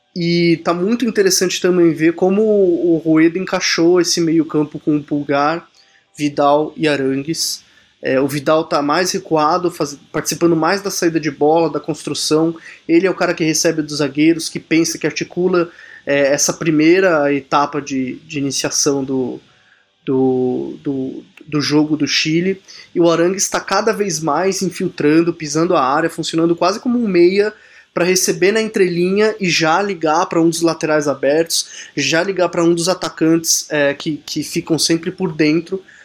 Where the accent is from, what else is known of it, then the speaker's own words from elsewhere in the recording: Brazil; como bom brasileiro que sou